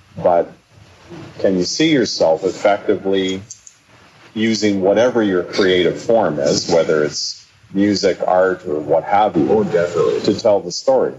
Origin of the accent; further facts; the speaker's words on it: the Kootenays, British Columbia, Canada; I come from the Kootenays